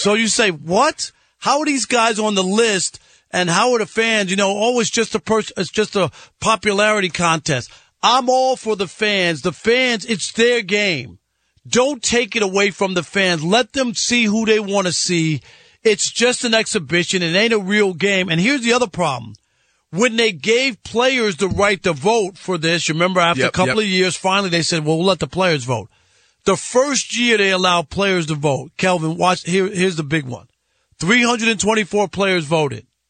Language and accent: English; New York City, New York, United States; I'm from Jamaica, Queens